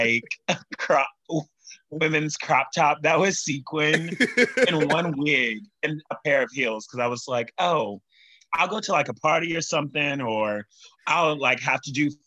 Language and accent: English; Baton Rouge, Louisiana, United States; moved away as an adult; now in New York, United States; I'm originally from Baton Rouge, Louisiana